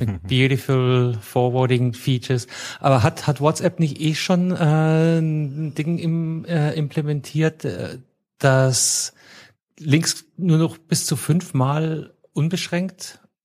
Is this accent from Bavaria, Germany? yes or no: yes; Munich, Bavaria, Germany; ich komme aus München